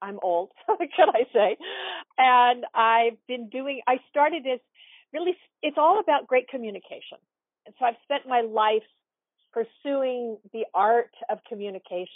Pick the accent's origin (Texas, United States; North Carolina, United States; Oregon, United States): Oregon, United States; Portland; I grew up in Portland, Oregon, and I grew up going to a children's theater